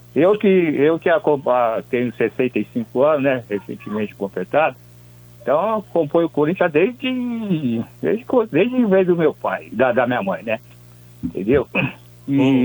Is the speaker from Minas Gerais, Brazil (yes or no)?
no; São Paulo, Brazil; onde eu nasci, fui criado fui criado até os 25 anos, aí na, na Vila Mariana